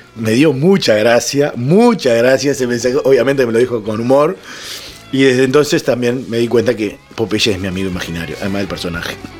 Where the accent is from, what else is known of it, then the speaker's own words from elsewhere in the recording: Florida, Uruguay; moved away as an adult; now in Montevideo, Uruguay; yo soy oriundo de Florida, me vine para Montevideo